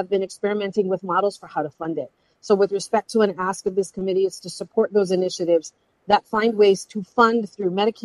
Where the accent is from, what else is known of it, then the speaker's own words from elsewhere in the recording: Hawaii, United States; I've spent my career in the service of my people as a therapist, as a healer, specifically as an advocate and a program builder, and someone who builds and maintains relationships as a Hawaiian health leader.